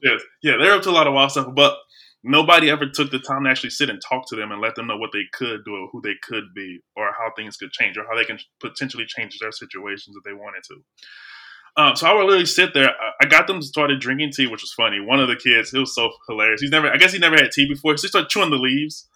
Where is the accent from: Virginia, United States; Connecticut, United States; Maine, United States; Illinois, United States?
Illinois, United States; Belleville; now in St. Louis, United States; I'm from Belleville, Illinois, I probably moved to Saint Louis